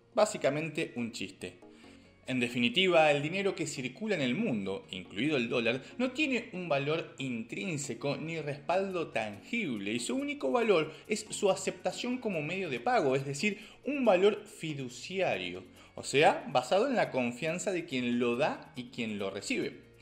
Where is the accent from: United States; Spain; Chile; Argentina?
Argentina; como argentino